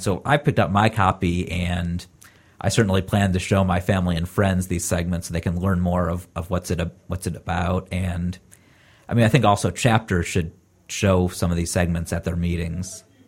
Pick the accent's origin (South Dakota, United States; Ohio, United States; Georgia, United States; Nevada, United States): Ohio, United States; Columbus; now in California, United States; I'm originally from Ohio and live in California now. And so it was nice getting to meet some people from Columbus, where I'm from, and seeing that in my home state